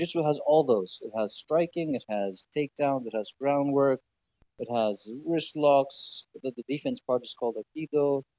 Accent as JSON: {"language": "English", "country": "Greece", "tie": "born or raised there", "also_born_or_lived": "Michigan, United States / London, United Kingdom", "first_language": "English", "said": "Born and raised in Greece."}